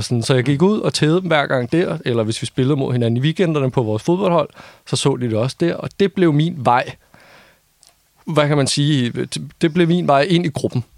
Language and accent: Danish; North Zealand, Capital Region of Denmark, Denmark; jeg er vokset op i Nordsjælland